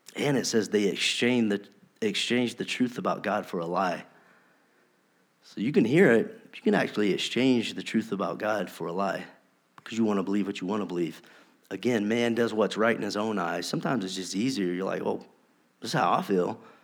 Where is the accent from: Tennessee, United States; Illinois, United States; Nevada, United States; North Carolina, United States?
North Carolina, United States; We're from North Carolina.